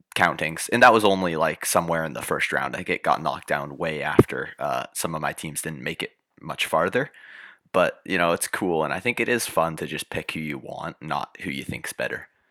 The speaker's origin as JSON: {"language": "English", "region": "Oregon", "country": "United States", "tie": "born or raised there", "said": "I was born in Oregon"}